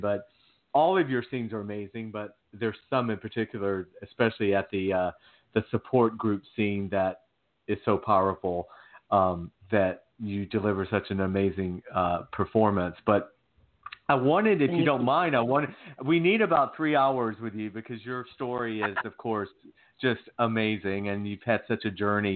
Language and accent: English; Georgia, United States; I'm from Georgia. I, I grew up in the South